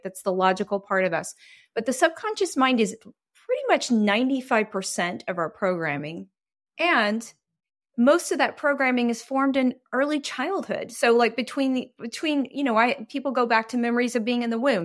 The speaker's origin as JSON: {"language": "English", "region": "Texas", "country": "United States", "tie": "born or raised there", "also_born_or_lived": "Greece / Taiwan", "moved": "as an adult", "said": "I was raised in a fairly religious situation just 'cause I grew up in Texas"}